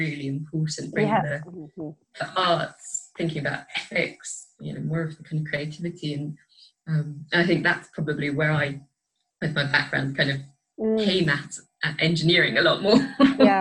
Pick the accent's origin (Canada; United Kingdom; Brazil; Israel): United Kingdom; Scotland; moved away; I grew up in Scotland